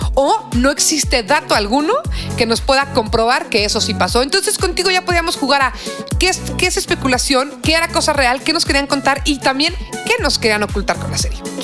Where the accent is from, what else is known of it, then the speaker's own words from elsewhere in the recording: Mexico; nos unió tanto como mexicanos